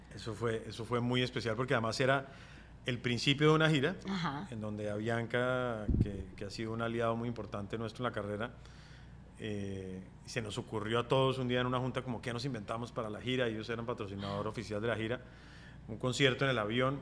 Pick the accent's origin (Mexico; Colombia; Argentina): Colombia; moved away as an adult; also born or lived in Bogotá; mi tierra es Colombia, mi país es Colombia